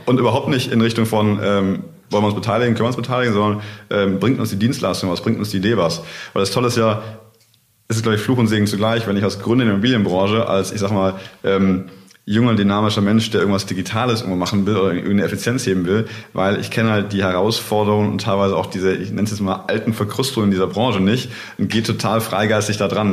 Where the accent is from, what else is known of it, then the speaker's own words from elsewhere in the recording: near Stuttgart, Swabia, Baden-Württemberg, Germany; moved away as an adult; now in Cologne, Germany; Also ich bin äh, geboren in der Nähe von Stuttgart im Schwabenland äh, habe in der Nähe von Frankfurt studiert und lebe jetzt seit knapp acht Jahren in Köln.